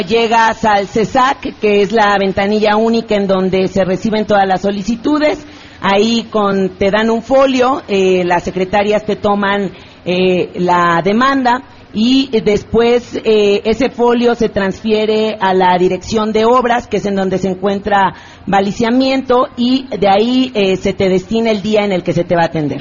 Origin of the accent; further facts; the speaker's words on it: Mexico City, Mexico; nací en Iztapalapa, en el pueblo de San Lorenzo Tezonco